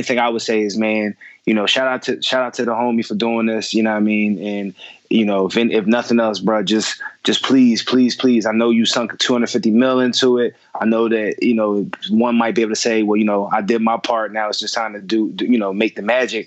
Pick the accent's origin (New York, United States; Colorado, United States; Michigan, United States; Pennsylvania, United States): Pennsylvania, United States; Philadelphia; this might be the Philly in me